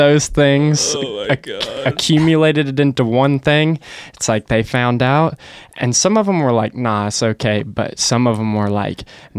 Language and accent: English; Chelsea, Alabama, United States; I grew up in Chelsea